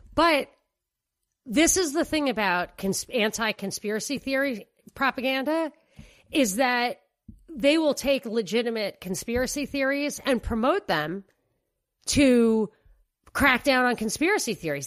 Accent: New York, United States; moved away; I'm a New Yorker

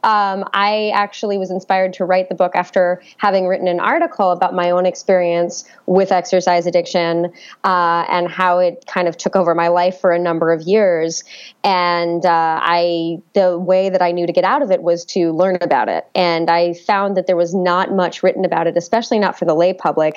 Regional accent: New York City, New York, United States; I was born and raised in New York City

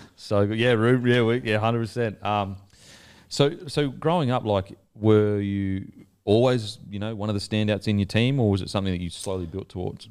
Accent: Gold Coast, Queensland, Australia; I'm from the Gold Coast

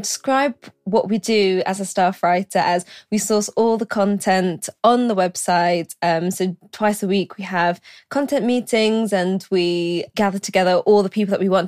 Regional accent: London, United Kingdom; also born or lived in Glasgow; I'm from London. My parents are from Malaysia, so I'm first generation British.

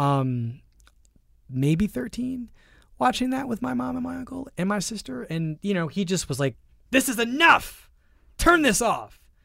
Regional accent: Philadelphia, Pennsylvania, United States; I grew up poor in Philadelphia

